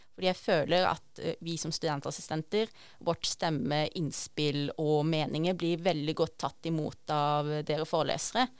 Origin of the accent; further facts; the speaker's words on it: Arendal, Agder, Norway; moved away; Jeg kommer jo egentlig fra Arendal, Sørlandet